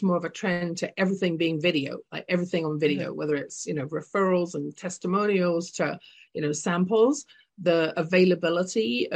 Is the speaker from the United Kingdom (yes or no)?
yes; London, United Kingdom; now in Calgary, Canada; I'm originally from London, England. You can tell from my accent